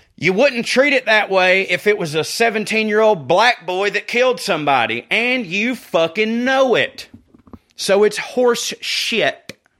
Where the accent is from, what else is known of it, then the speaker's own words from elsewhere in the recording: the South, United States; I'm from the South